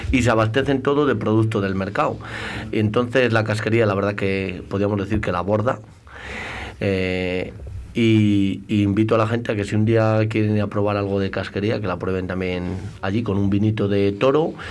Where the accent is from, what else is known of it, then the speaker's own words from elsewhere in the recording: Jerez de la Frontera, Andalusia, Spain; soy de Jerez. O sea, me encanta el Jerez, o por el vino y sobre todo por la tierra